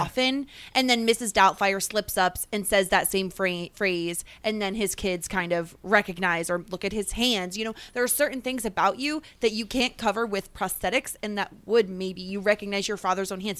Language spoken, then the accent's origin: English; New York, United States; a New Yorker who says guys to mean everybody all the time